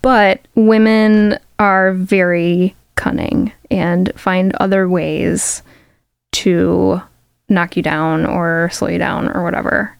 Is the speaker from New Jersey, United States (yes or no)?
no; Chicago, Illinois, United States; I grew up in Chicago and like I started playing Chicago venues like as a kid